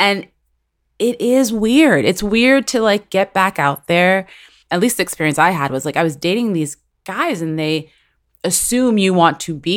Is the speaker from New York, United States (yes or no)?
yes; New York City, New York, United States; now in Los Angeles, United States; I will always at the core and in my heart be a Latina, Dominican American from New York City